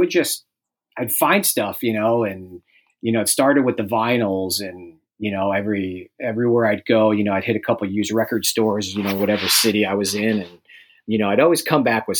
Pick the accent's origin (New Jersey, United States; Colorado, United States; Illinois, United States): Illinois, United States; Chicago; moved away; also born or lived in Arizona; I'm from Chicago, and we had a little summer place up in Wisconsin.